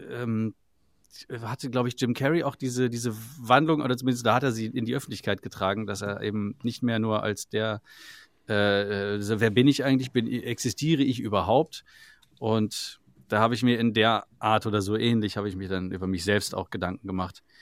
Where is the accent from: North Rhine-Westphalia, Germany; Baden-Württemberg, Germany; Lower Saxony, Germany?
Lower Saxony, Germany; Salzgitter; aus Salzgitter.